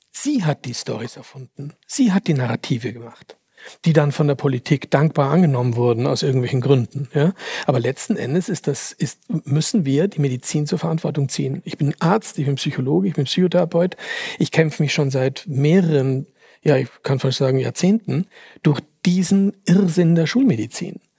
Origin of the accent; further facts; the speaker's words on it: Austria; Finde ja interessant, dass ich hier eingeladen werde als Österreicher für den Jahresrückblick für Deutschland.